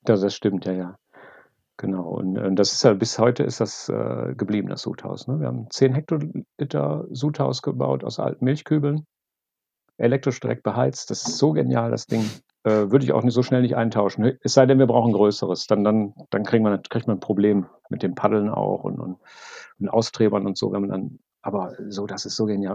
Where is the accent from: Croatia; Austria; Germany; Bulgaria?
Germany; Wuppertal, North Rhine-Westphalia; now in Bonn, Germany; momentan komme ich aus Bonn. Ursprünglich komme ich aus Wuppertal